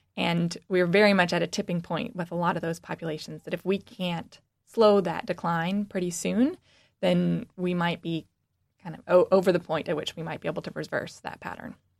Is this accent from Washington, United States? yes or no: yes; Washington, United States; born or raised there; moved away as an adult; now in Michigan, United States